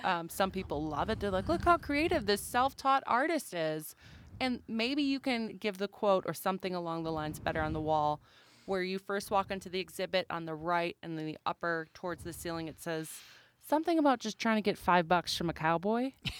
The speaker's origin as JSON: {"language": "English", "region": "Wisconsin", "country": "United States", "moved": "yes", "lives_now": "Great Falls, United States", "said": "I'm a transplant too. I'm originally from Wisconsin"}